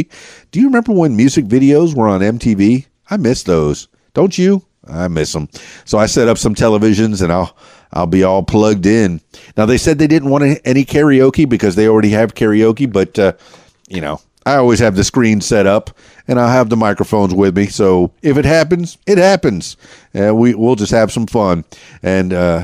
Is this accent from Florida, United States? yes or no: yes; Miami, Florida, United States; moved away as an adult; now in Conway, United States; I was born there in 69, and I grew up there